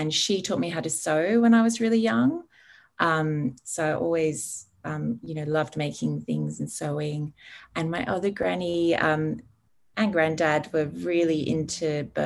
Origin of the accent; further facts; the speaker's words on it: Sydney, New South Wales, Australia; also born or lived in England; I was born in England. My parents are English and Irish, and we moved to Australia when I was six, to Sydney, in the Northern Beaches. And I had a pretty ordinary Sydney childhood